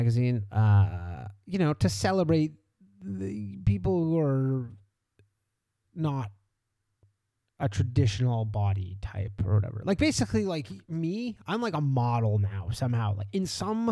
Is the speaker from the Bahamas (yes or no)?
no; Canada; Canada doesn't really have food